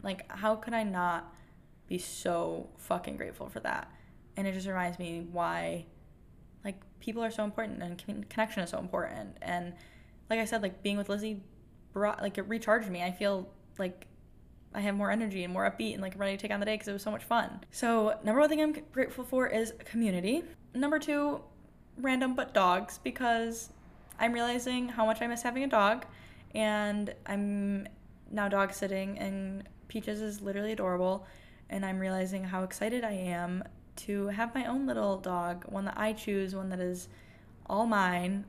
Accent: Michigan, United States; I'm from Michigan

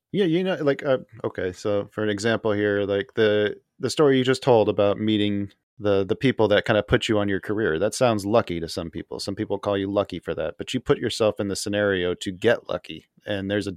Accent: Tucson, Arizona, United States; also born or lived in Casa Grande, Arizona; now in Illinois, United States; I grew up in Tucson, and before we moved to Illinois, I actually lived in Casa Grande for about nine years.

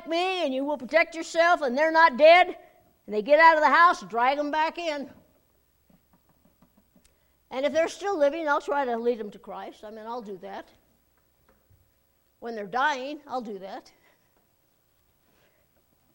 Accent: United States; as an American

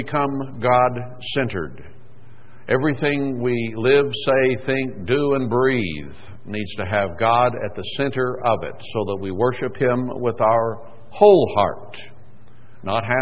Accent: Texas, United States; born or raised there; moved away

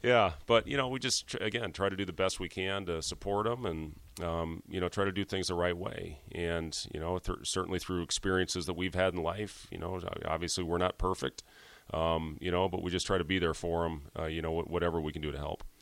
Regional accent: Ames, Iowa, United States; also born or lived in Lincoln, Nebraska; So I was born in Lincoln. Um, I was two years old when I moved to Ames, and you know that's really what I, I considered my home

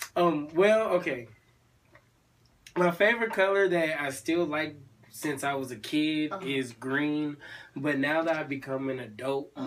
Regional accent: California, United States; now in Atlanta, United States; California, like the West Coast, we got a dry heat

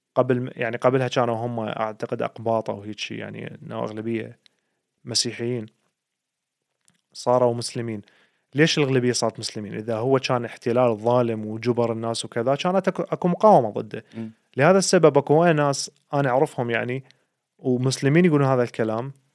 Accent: Iraq; now in Sweden; احنا عندنا بالعراق

